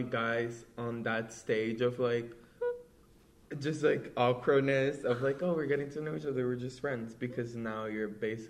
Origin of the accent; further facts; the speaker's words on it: Brazil; yeah, it's like my first Halloween. I'm from Brazil. So I got some extra candy.